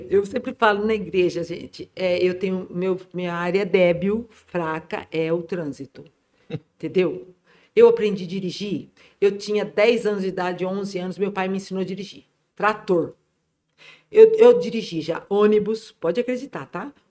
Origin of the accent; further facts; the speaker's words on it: Ibitinga, São Paulo, Brazil; Falei, sou de Bitinga